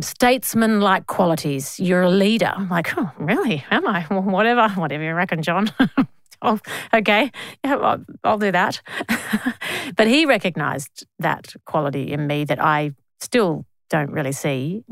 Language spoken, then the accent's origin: English; Australia